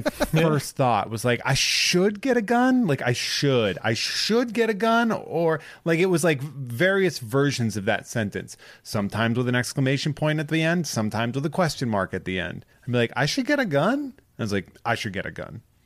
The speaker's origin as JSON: {"language": "English", "region": "Massachusetts", "country": "United States", "said": "I am from Massachusetts."}